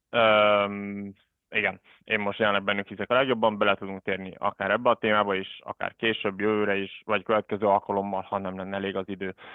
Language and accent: Hungarian; Budapest, Hungary; moved away as an adult; also born or lived in South Africa; now in Switzerland; Magyarországon tanultam, budapesti vagyok, gyerekkoromat Dél-Afrikába töltöttem, de alapvetően budapesti vagyok